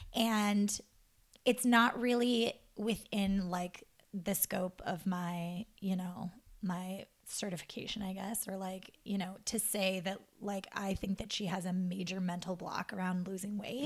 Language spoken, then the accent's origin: English; Montana, United States; moved away as an adult; my hometown in Montana.